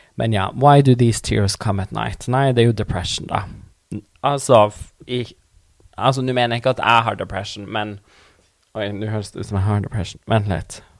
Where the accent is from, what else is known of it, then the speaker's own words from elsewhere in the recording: Tana, Troms og Finnmark, Norway; first language Northern Sami; Norwegian is a second language; Jeg er fra Tana i Finnmark